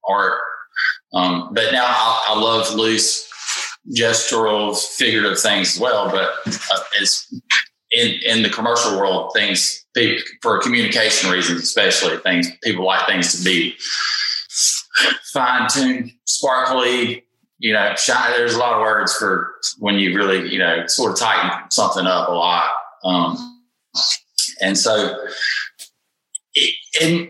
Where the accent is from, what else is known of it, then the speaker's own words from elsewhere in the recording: Jackson, Mississippi, United States; I'm from Jackson, Mississippi. I was born and raised here